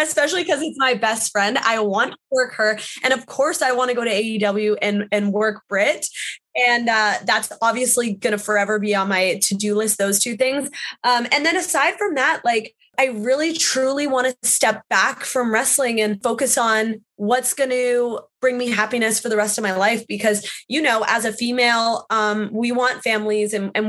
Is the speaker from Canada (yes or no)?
yes; Canada; moved away as an adult; I have my girl gang from Canada that I grew up